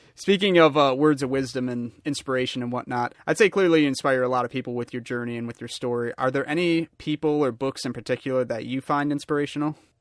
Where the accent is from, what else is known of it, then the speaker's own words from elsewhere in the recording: Michigan, United States; born and raised in Michigan